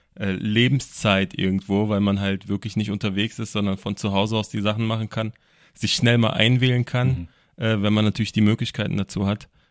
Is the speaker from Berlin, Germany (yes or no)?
yes; Berlin, Germany; ich komme aus Berlin